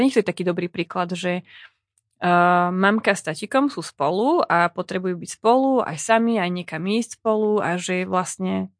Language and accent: Slovak; eastern Slovakia, Slovakia; accent: East Slovak (východniarsky); ja hovorím po východniarsky